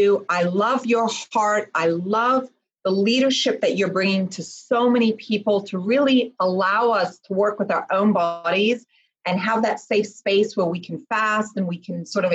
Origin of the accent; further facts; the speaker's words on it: Switzerland; I was born in Switzerland.